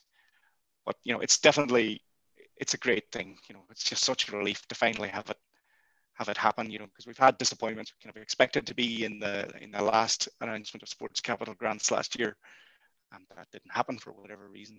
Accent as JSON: {"language": "English", "town": "Buncrana", "region": "Ulster", "country": "Ireland", "tie": "born or raised there", "moved": "yes", "lives_now": "Galway, Ireland", "said": "I'm based in Galway, and if people could go to this game, I would drive to my hometown of Buncrana"}